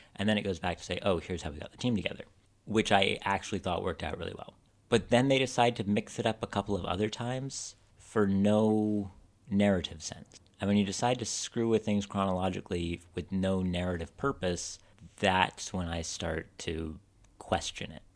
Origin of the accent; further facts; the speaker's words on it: United States; I'm an American